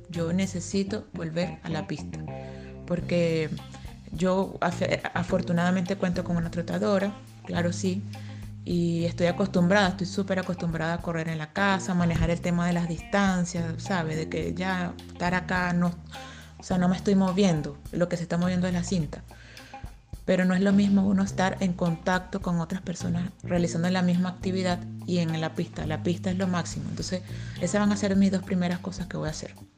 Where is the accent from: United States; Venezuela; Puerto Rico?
Venezuela; now in Chile; soy venezolana